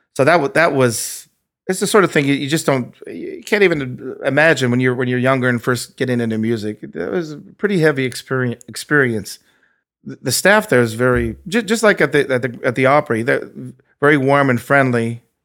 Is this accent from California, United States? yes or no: yes; Anaheim, California, United States; also born or lived in Norwalk, California / Fullerton, California; I was born in Norwalk, California, um, in Los Angeles. Lived there for a little while as a kid, but my first memories are, um, living in Orange County, um, first in Fullerton, then Anaheim, where I still live now.